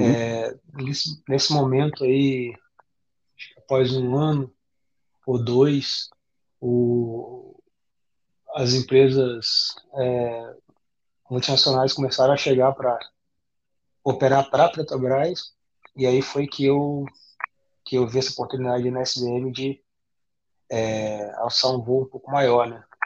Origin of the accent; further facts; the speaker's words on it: Campos dos Goytacazes, Rio de Janeiro, Brazil; eu, eu venho de, de Campos, né, Campos do Goitacazes, que é o interior do Rio, norte do estado do Rio